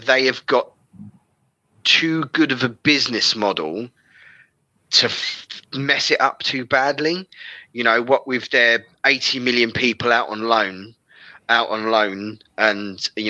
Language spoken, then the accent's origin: English; London, United Kingdom; I'm from West London. I grew up in West London